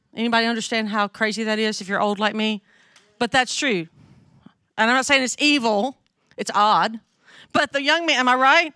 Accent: North Mississippi, United States; accent: southern; now in Jackson, United States; I grew up in North Mississippi

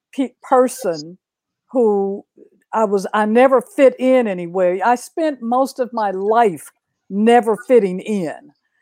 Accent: Oklahoma, United States; I grew up in Oklahoma.

